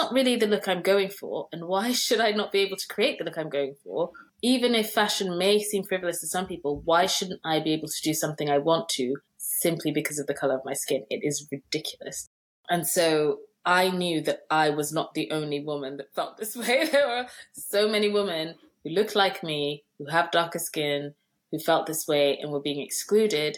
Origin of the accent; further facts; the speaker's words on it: Nigeria; I'm Nigerian